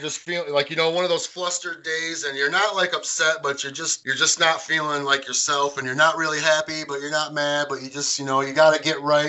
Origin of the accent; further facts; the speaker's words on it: Carlton, United States; now in Hemlock, United States; I'm from Carlton, and now I live in Hemlock